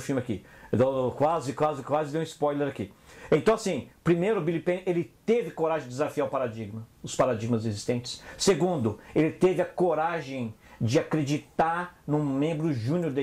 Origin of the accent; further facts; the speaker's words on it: Brazil; moved away as an adult; also born or lived in England; eu saí do Brasil e fui trabalhar com gerente de projeto lá na Inglaterra